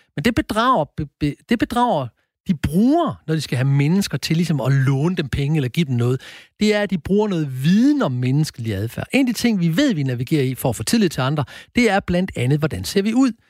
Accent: Horsens, Central Denmark Region, Denmark; er jeg født og opvokset i Horsens

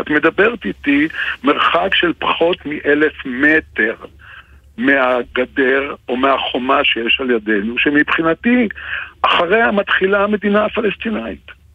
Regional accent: Israel; שזאת הארץ שלי, ואני נולדתי בה פה, לפני מעל שמונים שנה

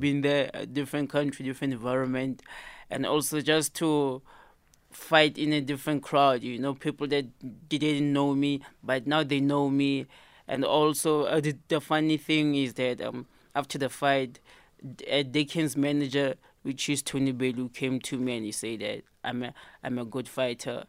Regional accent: Free State, South Africa; in my hometown

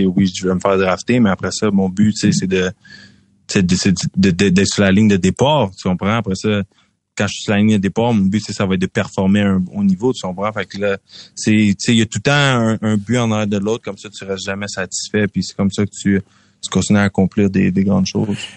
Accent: Quebec, Canada; moi je suis toujours content de parler de dire à tout le monde que je viens du Québec, je suis toujours fier de représenter notre province.

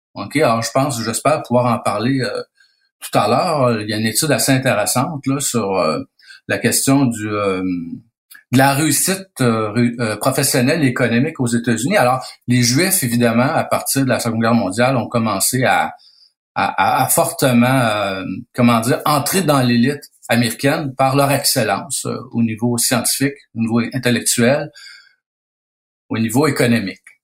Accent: Quebec, Canada

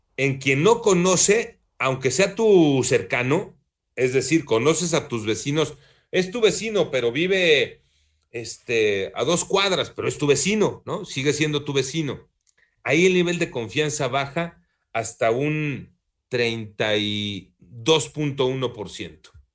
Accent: Mexico; Somos discriminadores los mexicanos

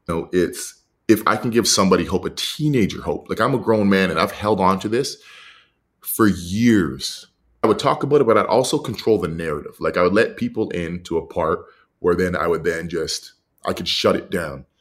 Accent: Edmonton, Alberta, Canada; I was raised in Edmonton

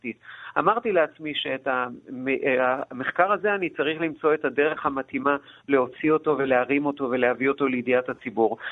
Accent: Ganei Yehuda, Central District, Israel; אני לא בן קיבוץ, אלא בן, אה, היישוב גני יהודה

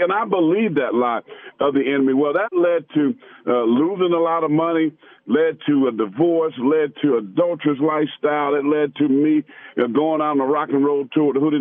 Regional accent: Pageland, South Carolina, United States; I grew up in Pageland, South Carolina

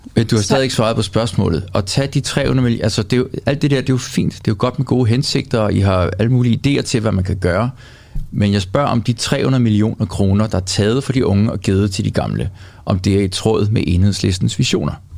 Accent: Greenland; moved away; jeg voksede op på Grønland

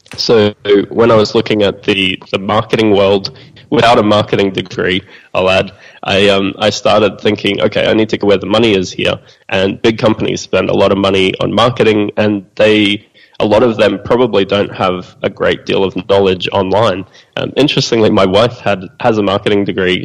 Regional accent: Australia; being Australian

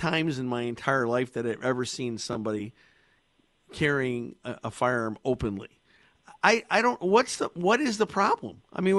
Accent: Connecticut, United States; I was born and raised in Connecticut. I've spent my whole life here.

